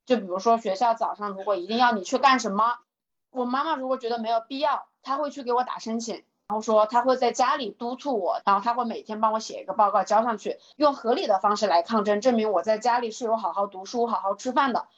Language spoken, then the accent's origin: Chinese; Hubei, China; 我在湖北，按道理来说，湖北也算是一个钓鱼大省了吧。我小的时候也是在一个县里头长大的